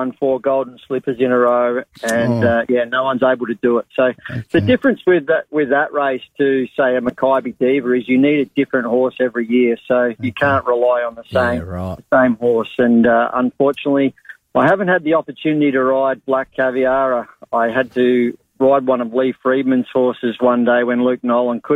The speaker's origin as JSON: {"language": "English", "area": "Kangaroo Island", "region": "South Australia", "country": "Australia", "tie": "born or raised there", "said": "my hometown cup in Kangaroo Island"}